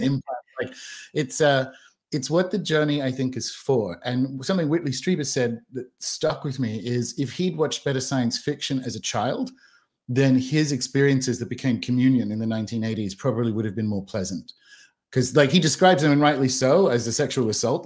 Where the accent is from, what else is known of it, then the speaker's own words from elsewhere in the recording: Australia; moved away; also born or lived in New Zealand / London / Bristol; born and raised in Australia, dual British citizen, lived around the world, lived in New Zealand